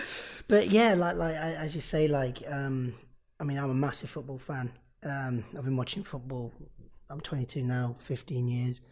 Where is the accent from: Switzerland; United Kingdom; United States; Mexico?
United Kingdom; Nottingham, East Midlands; I'm from Nottingham